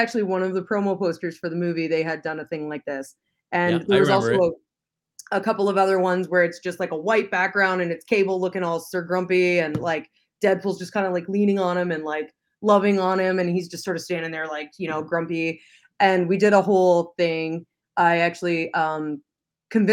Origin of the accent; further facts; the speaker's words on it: London, Ontario, Canada; moved away; I actually grew up in London. I'm a Londoner.